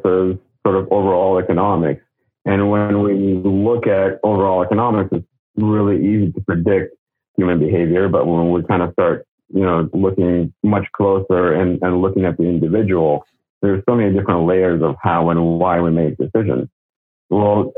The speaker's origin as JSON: {"language": "English", "country": "Russia", "tie": "born or raised there", "moved": "yes", "lives_now": "Los Angeles, United States", "said": "Growing up in Russia"}